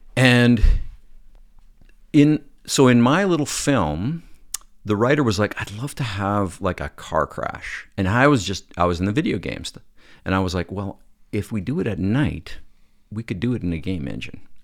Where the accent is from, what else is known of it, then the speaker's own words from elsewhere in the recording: Calgary, Alberta, Canada; moved away as an adult; also born or lived in Manitoba; now in Toronto, Canada; I grew up in Calgary